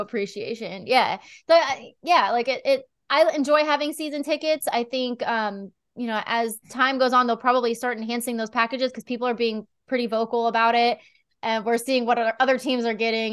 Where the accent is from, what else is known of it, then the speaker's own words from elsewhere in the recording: near Philadelphia, Pennsylvania, United States; moved away; I was just a kid, you know, like, ten years old and growing up in Pennsylvania, not far